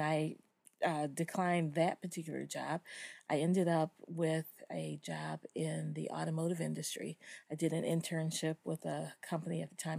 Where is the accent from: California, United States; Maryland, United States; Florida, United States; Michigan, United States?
Michigan, United States; Detroit; I am from Detroit, Michigan, Motown